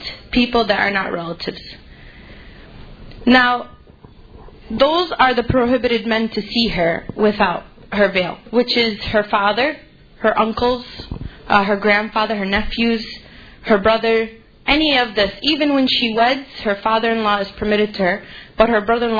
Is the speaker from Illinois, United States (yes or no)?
yes; Chicago, Illinois, United States; I grew up in Chicago. I moved out to the suburbs